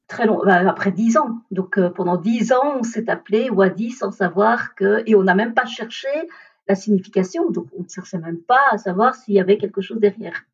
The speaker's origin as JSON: {"language": "French", "country": "Belgium", "tie": "born or raised there", "also_born_or_lived": "India / Braine-l'Alleud, Belgium", "said": "je suis originaire de l'Inde. J'ai été adoptée à l'âge de 3 ans et demi et j'ai été adoptée par une famille belge"}